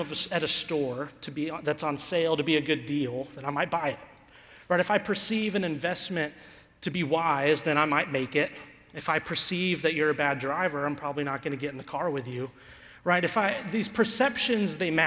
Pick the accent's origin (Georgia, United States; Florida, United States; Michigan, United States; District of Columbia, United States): Georgia, United States; Atlanta; moved away as an adult; also born or lived in Las Vegas; now in Albany, United States; Originally, I'm from Atlanta